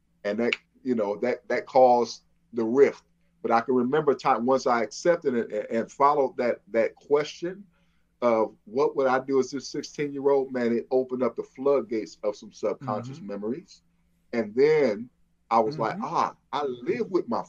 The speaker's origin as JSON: {"language": "English", "town": "Flint", "region": "Michigan", "country": "United States", "moved": "yes", "said": "I'm from Flint, Michigan."}